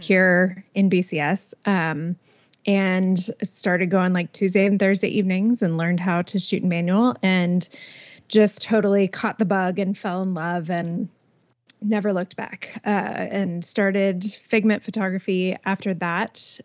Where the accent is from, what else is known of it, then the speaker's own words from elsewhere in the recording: Atlanta, Georgia, United States; moved away as an adult; now in Bryan College Station, United States; I was born and raised in Atlanta